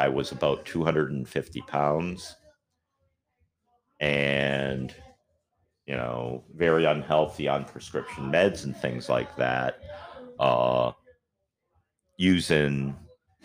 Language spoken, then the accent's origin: English; near Green Bay, Wisconsin, United States; moved away as an adult; also born or lived in Washington State / Minneapolis, Minnesota; now in Florida, United States; I grew up in Wisconsin, right near Green Bay